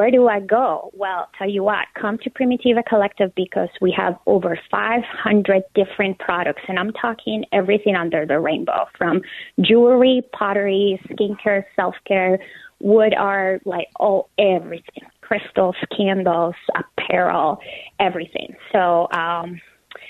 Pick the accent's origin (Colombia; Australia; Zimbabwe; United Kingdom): Colombia; moved away as an adult; also born or lived in United States; now in Minneapolis, United States; I am originally from Colombia. I was born and raised there, and I moved to the United States 12 years ago.